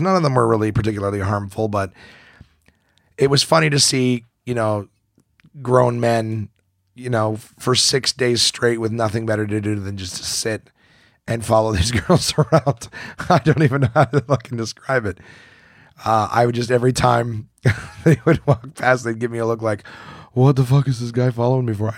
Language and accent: English; Ottawa, Ontario, Canada; my hometown of, of Ottawa